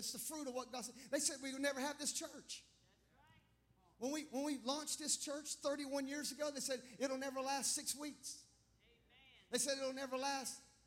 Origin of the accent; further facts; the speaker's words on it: Clemson, South Carolina, United States; I grew up in Clemson. I was born at the Clemson Hospital back when they delivered babies.